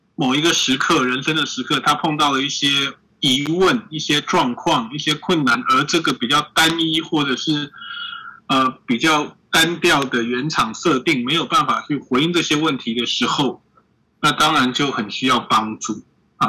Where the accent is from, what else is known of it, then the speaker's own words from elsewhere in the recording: Taiwan; 我们台湾人